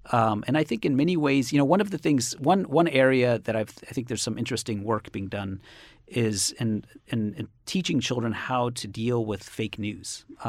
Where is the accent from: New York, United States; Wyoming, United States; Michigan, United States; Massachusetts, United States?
Massachusetts, United States; Cambridge